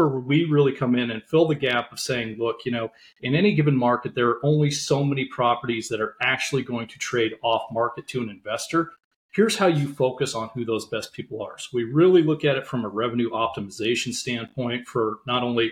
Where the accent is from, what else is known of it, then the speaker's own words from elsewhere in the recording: Montana, United States; growing up in Montana